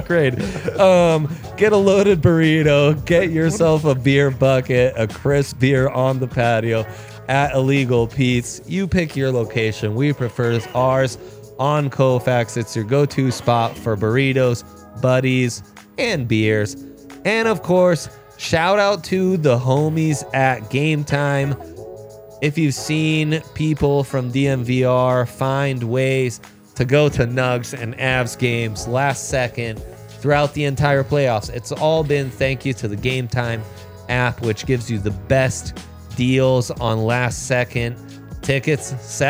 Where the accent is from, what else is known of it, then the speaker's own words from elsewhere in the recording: Italy; It's what I loved as a kid. I grew up in Italy, so I'm allowed to say that.